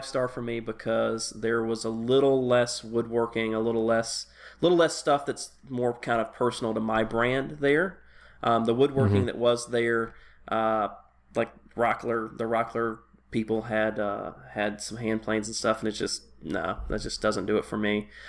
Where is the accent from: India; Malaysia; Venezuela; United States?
United States; Tennessee; just because I grew up in Tennessee.